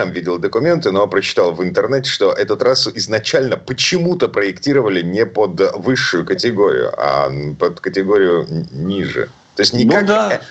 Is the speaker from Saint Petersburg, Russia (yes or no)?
yes; Saint Petersburg, Russia; из Петербурга